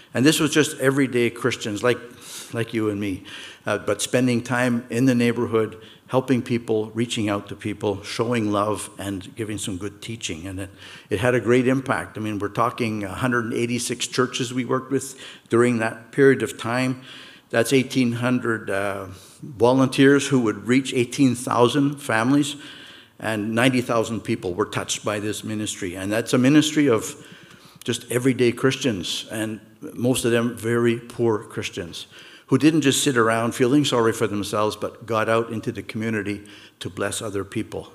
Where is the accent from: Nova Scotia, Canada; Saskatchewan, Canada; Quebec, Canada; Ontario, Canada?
Quebec, Canada; Montreal; moved away as an adult; also born or lived in Toronto; now in Mississauga, Canada; Peter and I grew up in Montreal.